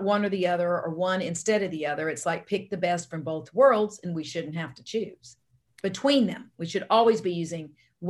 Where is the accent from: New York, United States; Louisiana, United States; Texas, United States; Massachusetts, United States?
Louisiana, United States; accent: Louisiana; also born or lived in Southern United States; now in Arizona, United States; You hear Louisiana, but I'm an Army brat, and I was born and raised all over the United States, but in the South for most of that time, and you're hearing Louisiana, but I've been in Arizona longer than anywhere now.